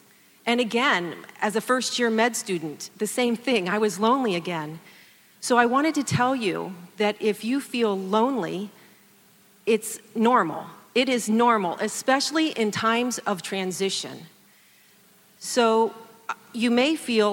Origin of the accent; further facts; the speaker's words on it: Columbus, Ohio, United States; I am a Buckeye. I grew up here in Columbus